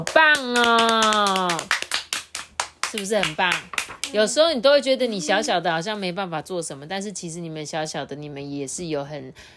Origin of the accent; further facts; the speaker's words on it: Changhua County, Taiwan; 我们彰化超赞